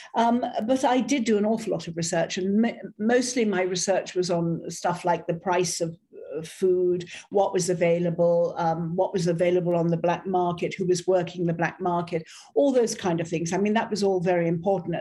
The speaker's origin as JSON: {"language": "English", "country": "Ireland", "also_born_or_lived": "South of France", "moved": "yes", "lives_now": "France", "said": "an Irish Catholic"}